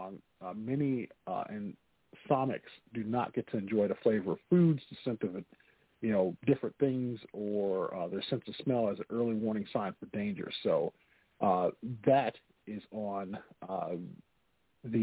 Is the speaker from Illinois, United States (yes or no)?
yes; Chicago, Illinois, United States; accent: Chicago; My Chicago accent